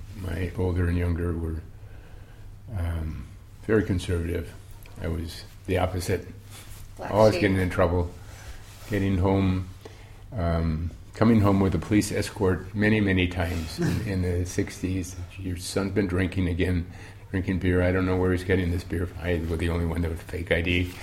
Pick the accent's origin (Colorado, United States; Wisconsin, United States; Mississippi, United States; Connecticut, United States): Wisconsin, United States; Milwaukee; We grew up in Milwaukee, Wisconsin, started drinking beer when I was 3.